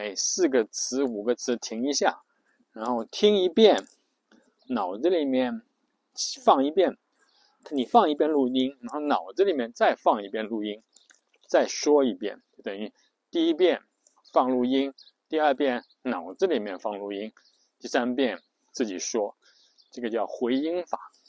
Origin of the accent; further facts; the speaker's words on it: China; 所以我们中国人写的这个这个一邮件工作邮件